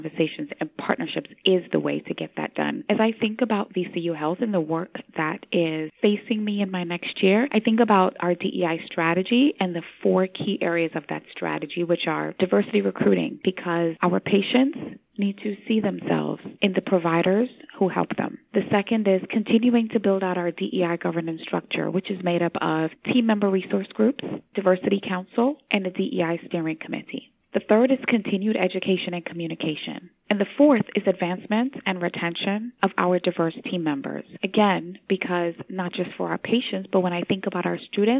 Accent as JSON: {"language": "English", "town": "Georgetown", "region": "Demerara-Mahaica", "country": "Guyana", "tie": "born or raised there", "said": "I am Caribbean born from Georgetown, Guyana"}